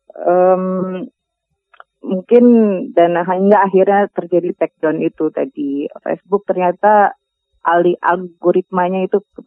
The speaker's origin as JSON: {"language": "Indonesian", "area": "Minangkabau", "region": "West Sumatra", "country": "Indonesia", "said": "kita orang Minang"}